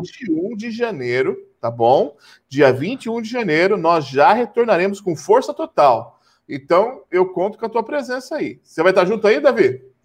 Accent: Brazil; como bons brasileiros

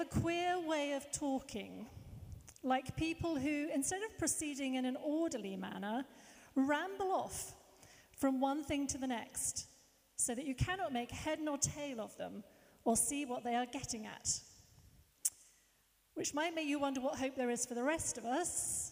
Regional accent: Hertfordshire, East of England, United Kingdom; Where did I grow up? Hartford. Hertfordshire.

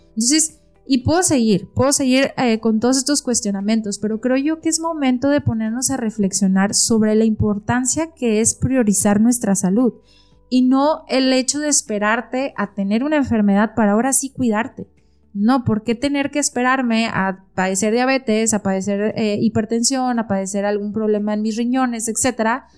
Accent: Mexico; soy nutrióloga mexicana

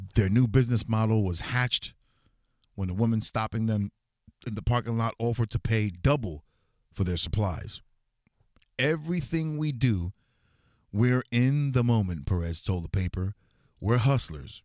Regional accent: New York City, New York, United States; I was born and raised in New York City

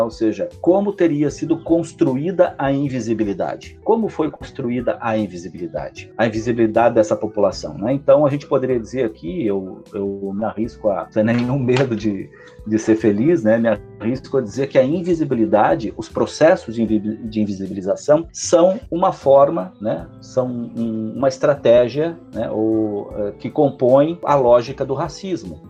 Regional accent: Lages, Santa Catarina, Brazil; moved away as an adult; eu nasci em Lages, vivi em Lages da minha adolescência é, e depois uma parte da, da vida adulta. É, logo até os 18 anos eu vivo em Lages

